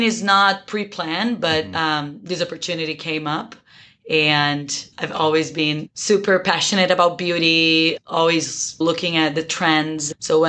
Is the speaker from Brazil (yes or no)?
yes; Brazil; also born or lived in Portugal; first of all, even though I'm from Brazil, I was actually born in Portugal and I'm an Italian citizen.